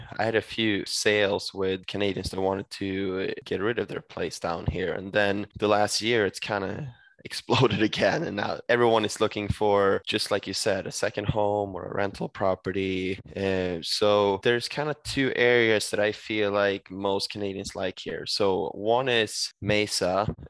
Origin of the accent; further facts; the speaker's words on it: Sweden; English is a second language; No, exactly. I mean, where I'm from in Sweden, we get minus 10 at times.